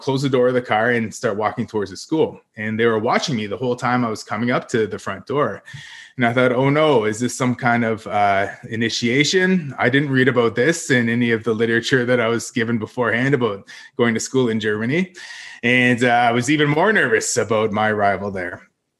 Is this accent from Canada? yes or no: yes; Parry Sound, Ontario, Canada; growing up in the Parry Sound area, which is a town surrounded by five First Nations